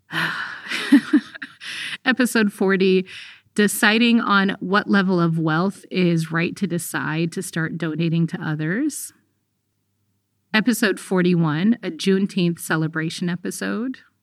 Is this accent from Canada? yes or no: no; Eritrea; now in United States; Actually, I'm a refugee from Eritrea.